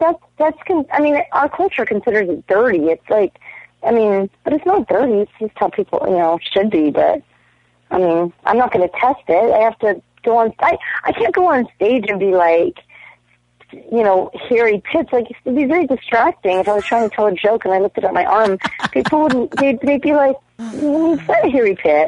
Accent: Toronto, Ontario, Canada; I'm from Toronto

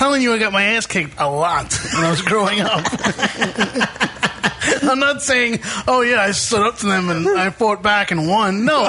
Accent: New York City, New York, United States; I grew up in Bushwick.

